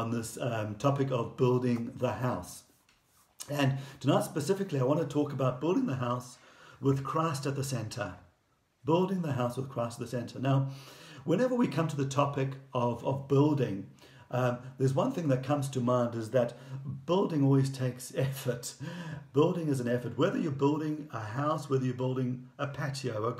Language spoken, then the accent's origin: English; Durban, KwaZulu-Natal, South Africa; moved away as an adult; having grown up in Durban and with British grandparents